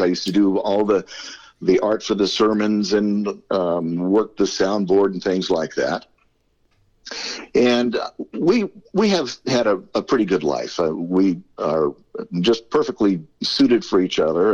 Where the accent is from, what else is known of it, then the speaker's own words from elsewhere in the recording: Southern California, United States; I'm a native California. I was born here a, a, long, long time ago in a, galaxy far, far away. But uh, yeah, I grew up here in, in Southern California.